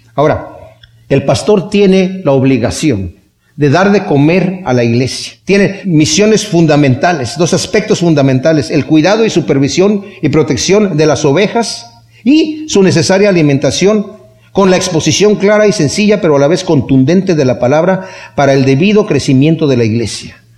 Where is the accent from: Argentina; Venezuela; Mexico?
Mexico; así pensábamos en México